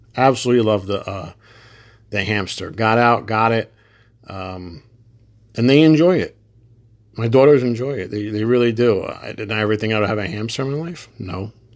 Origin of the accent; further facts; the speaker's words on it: New Jersey, United States; I'm from New Jersey